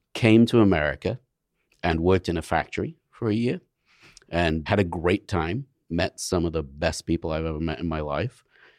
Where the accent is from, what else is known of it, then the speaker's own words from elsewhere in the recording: England, United Kingdom; now in United States; Well, you know, I left England, 35 years ago. So my accent's somewhere in the middle of the Atlantic at this point.